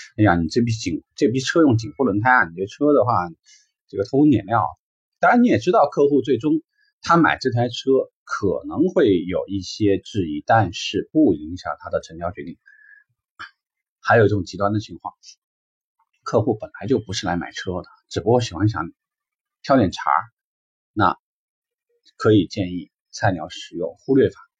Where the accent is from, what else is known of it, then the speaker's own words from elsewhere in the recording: China; 或者说我们中国人典型嘛，